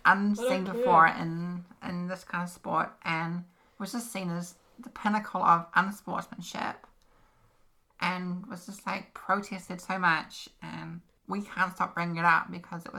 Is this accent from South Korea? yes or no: no; New Zealand; Just because we're from New Zealand, we actually get treated worse.